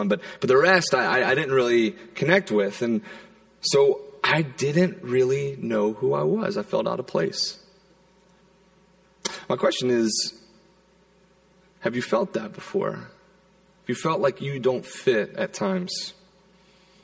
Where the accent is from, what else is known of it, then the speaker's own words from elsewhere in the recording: Charleston, South Carolina, United States; moved away; I grew up in South Carolina, in Charleston